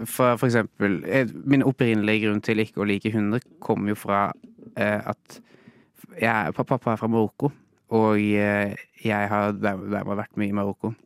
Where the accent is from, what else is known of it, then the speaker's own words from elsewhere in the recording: Norway; jeg vokste opp i Norge